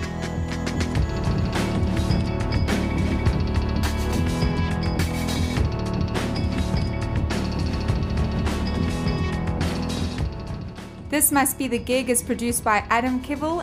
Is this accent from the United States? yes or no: no; South Africa; moved away; my hometown, South Africa